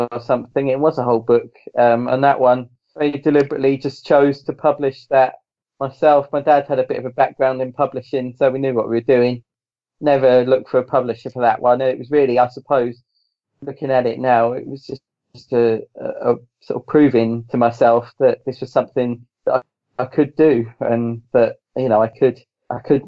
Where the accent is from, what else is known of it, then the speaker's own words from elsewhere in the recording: England, United Kingdom; I'm English, but as much as I'm English, my dad was born in Northern Ireland.